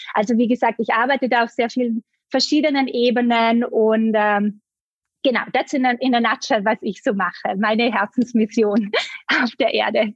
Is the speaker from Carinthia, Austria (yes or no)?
no; Vorarlberg, Austria; also born or lived in Bali; now in Vienna, Austria; Ich komme ursprünglich ganz aus dem Westen von Österreich. Äh, ich bin in Vorarlberg aufgewachsen, lebe jetzt aber schon einige Jahre in Wien